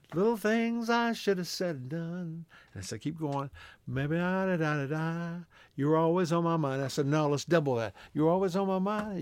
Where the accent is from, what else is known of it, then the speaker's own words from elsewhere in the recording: Texas, United States; we're both from Texas